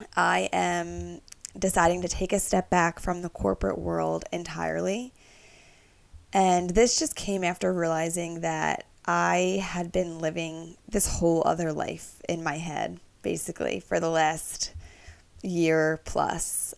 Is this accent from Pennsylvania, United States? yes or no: yes; Philadelphia, Pennsylvania, United States; also born or lived in New York; I'm from Northeast Philadelphia